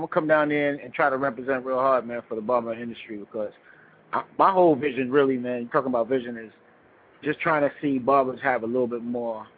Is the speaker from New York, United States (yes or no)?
yes; New York, United States; I'm a barber from New York, from the Bronx